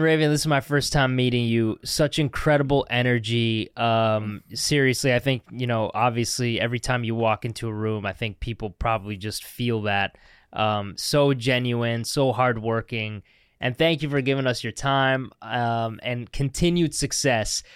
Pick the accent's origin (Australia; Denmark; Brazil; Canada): Canada; as a Canadian